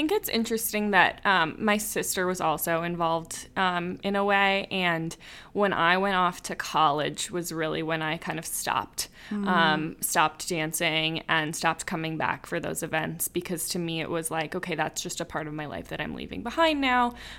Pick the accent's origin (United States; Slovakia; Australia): Slovakia; is from the Czech Republic, but that's not actually where I'm from. I'm from the Slovakia side